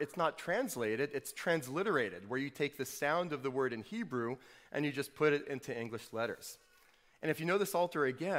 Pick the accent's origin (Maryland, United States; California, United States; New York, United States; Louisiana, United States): Louisiana, United States; New Orleans; I grew up in New Orleans